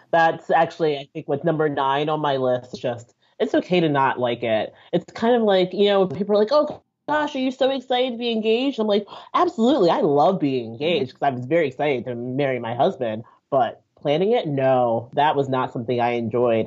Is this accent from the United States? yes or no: no; Nigeria; I'm Nigerian.